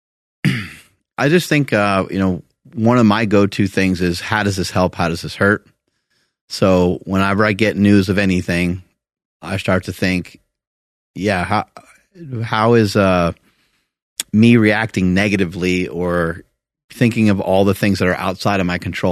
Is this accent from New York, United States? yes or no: yes; New York, United States; I'm from New York